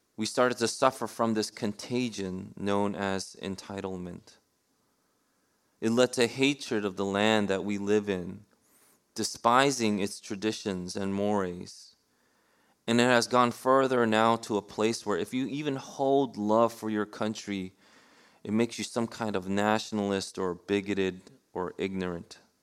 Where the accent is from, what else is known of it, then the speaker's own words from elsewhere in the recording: New York City, New York, United States; I grew up in New York City